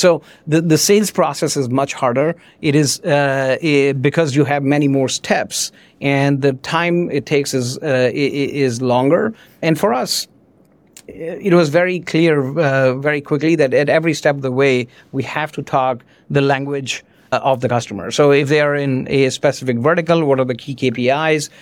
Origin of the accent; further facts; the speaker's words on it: India; moved away; also born or lived in France; I grew up in India. I came to France. I did not speak French